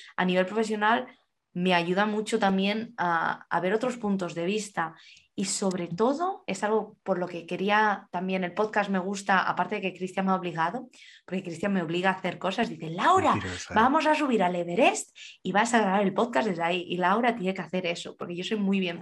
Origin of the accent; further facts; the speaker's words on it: Alcalá, Spain; moved away; en España me acuerdo, en Alcalá, de donde soy yo